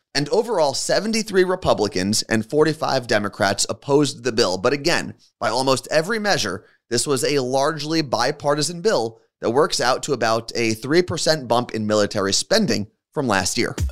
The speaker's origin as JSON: {"language": "English", "region": "New Jersey", "country": "United States", "tie": "born or raised there", "said": "someone who was born and raised in New Jersey."}